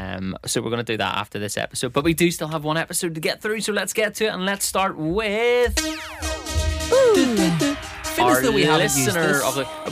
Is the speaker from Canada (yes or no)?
no; Northern Ireland, United Kingdom; accent: Northern Irish; I do believe that our accent was once voted the sexiest accent in the UK.